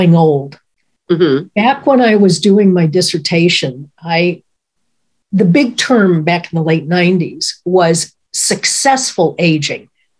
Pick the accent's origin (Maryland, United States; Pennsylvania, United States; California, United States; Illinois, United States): Illinois, United States; Chicago; I even ended up in my hometown studying at the Second City.